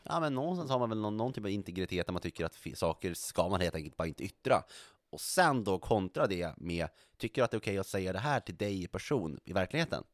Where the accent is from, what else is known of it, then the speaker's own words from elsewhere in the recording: Norrland, Sweden; now in Stockholm, Sweden; jag identifierar mig så kraftigt som, som norrlänning och vill inte tappa det